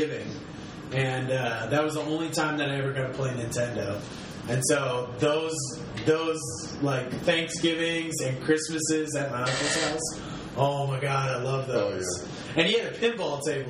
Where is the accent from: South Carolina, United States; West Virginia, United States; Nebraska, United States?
Nebraska, United States; Omaha; moved away as an adult; also born or lived in Japan; I'm from Omaha, Nebraska. I just moved back here after living 5 years in Japan.